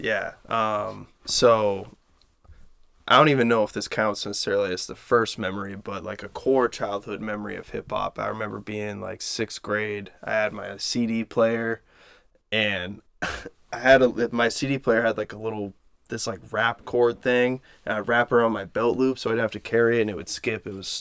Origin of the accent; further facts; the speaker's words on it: Standish, Maine, United States; I grew up in Standish.